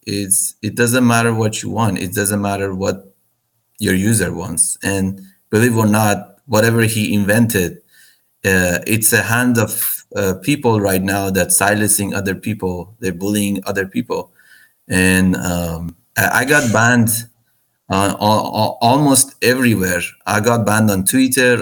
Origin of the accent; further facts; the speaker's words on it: Iran; now in United States; I'm originally from Iran. I, I'm, I'm a U.S. citizen right now, but I'm born and grew up in Iran